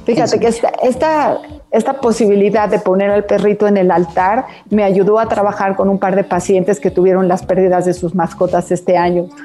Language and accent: Spanish; Mexico; como mexicanos podemos venerar que nuestros muertos se han ido